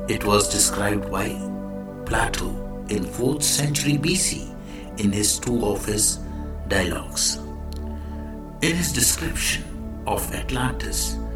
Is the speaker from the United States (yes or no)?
no; India; I am the Indian monk.